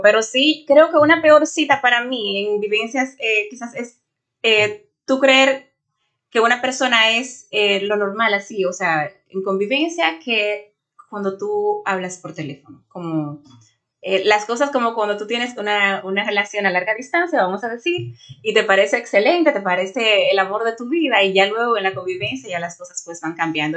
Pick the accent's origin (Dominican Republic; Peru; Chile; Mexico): Dominican Republic; Santo Domingo, Distrito Nacional; moved away as an adult; now in New York, United States; yo soy oriunda de Santo Domingo, República Dominicana, resido aquí hace cinco años